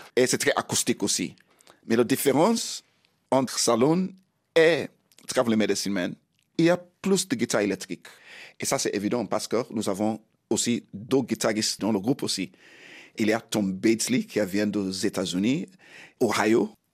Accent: Sierra Leone; French is a second language; moved away; also born or lived in Bo, Sierra Leone / London, United Kingdom / England; Je suis né en Sierra Leone.

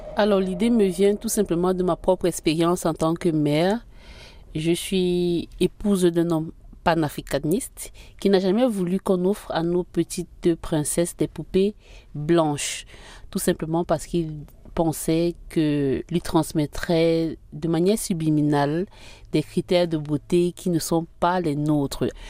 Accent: Littoral, Cameroon; je suis originaire du littoral du Cameroun. J'ai grandi dans une famille très modeste

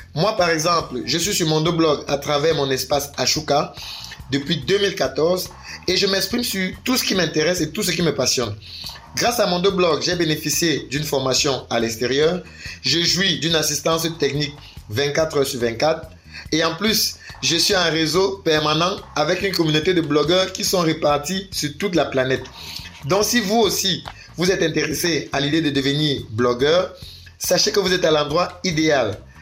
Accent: Cameroon; je suis camerounais

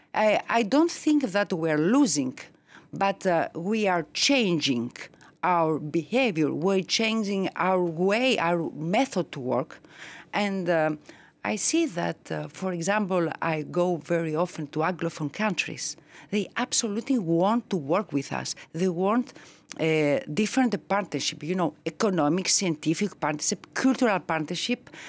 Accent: Greece; now in France; I was born in Greece. I became French.

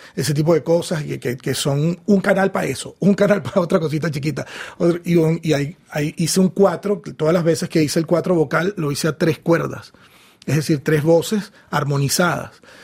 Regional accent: Venezuela; la música de mi país, de Venezuela

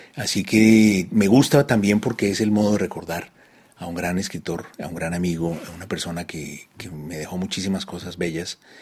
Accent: Bogotá, Colombia; moved away as an adult; also born or lived in Paris / Madrid / Delhi; now in Cali, Colombia; yo volví a Colombia, que era el país pues, del que yo me había ido a los 19 años. Eh, pero no volví a mi ciudad, a Bogotá

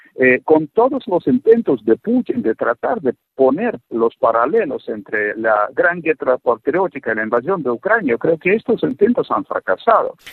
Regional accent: Russia; moved away; un ruso viviendo fuera de Rusia muchos años

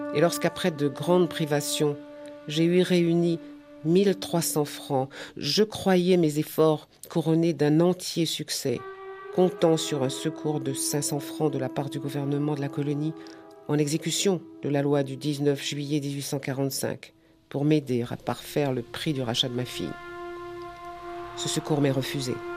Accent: Martinique; je suis de la Martinique

